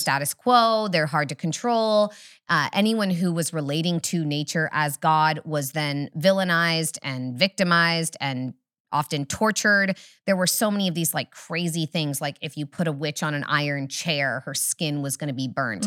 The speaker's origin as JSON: {"language": "English", "area": "Humboldt County", "region": "Northern California", "country": "United States", "tie": "born or raised there", "said": "I'm from Humboldt, slightly farther north"}